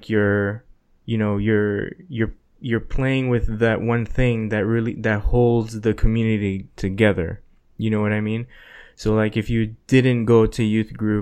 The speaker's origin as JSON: {"language": "English", "region": "South Florida", "country": "United States", "tie": "born or raised there", "also_born_or_lived": "New York", "said": "we moved from New York to Florida"}